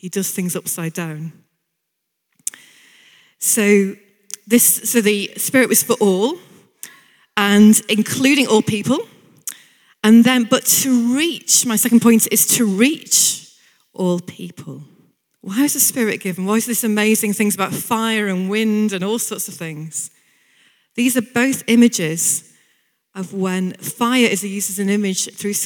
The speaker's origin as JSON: {"language": "English", "town": "Bolton", "region": "North West England", "country": "United Kingdom", "tie": "born or raised there", "said": "I'm from Bolton originally."}